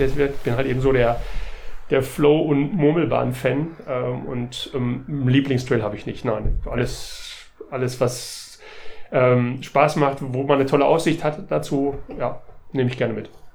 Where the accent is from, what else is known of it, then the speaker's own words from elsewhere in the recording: near the Halde Hoheward, North Rhine-Westphalia, Germany; ich bin äh, in der Nähe der Halde Hohewart aufgewachsen